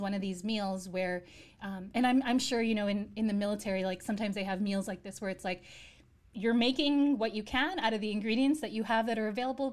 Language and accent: English; New York, United States; I grew up in the States